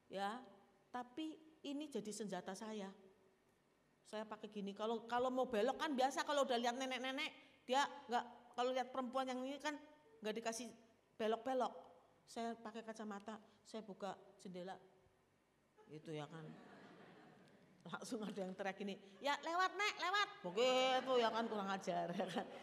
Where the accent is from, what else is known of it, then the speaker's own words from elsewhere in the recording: Java, Indonesia; Ini eh, saya orang Jawa soalnya kan.